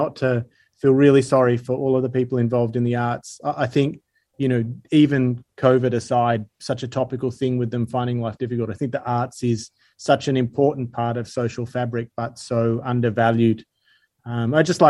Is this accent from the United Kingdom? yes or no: no; Sydney, New South Wales, Australia; I'm from Sydney originally. I grew up close to Northern Beaches, moved around a little bit, but yeah, pretty much all Sydney.